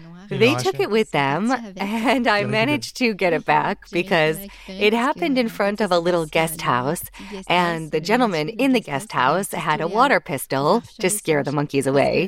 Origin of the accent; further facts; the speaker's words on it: Auvergne-Rhône-Alpes, France; But I'm originally from the Auvergne region, and so every weekend I'd go to see my family